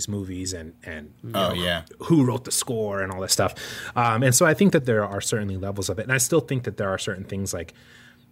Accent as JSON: {"language": "English", "region": "New Mexico", "country": "United States", "tie": "born or raised there", "said": "I grew up in New Mexico"}